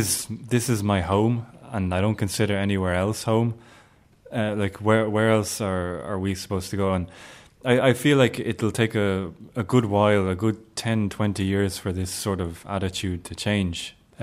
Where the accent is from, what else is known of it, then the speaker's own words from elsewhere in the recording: Ireland; And then I say Ireland. And then the next question is, where are you originally from? And then I want to answer the Coombe Hospital